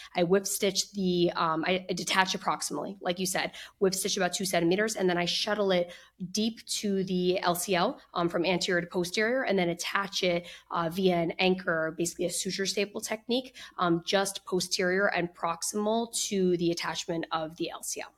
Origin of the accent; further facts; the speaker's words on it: New Jersey, United States; also born or lived in Boston / Philadelphia; I grew up in New Jersey, where I currently practice now